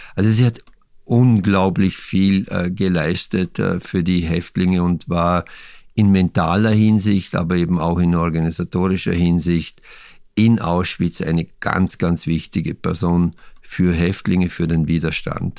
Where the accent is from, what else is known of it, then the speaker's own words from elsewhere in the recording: Vorarlberg, Austria; mein Heimatbundesland Vorarlberg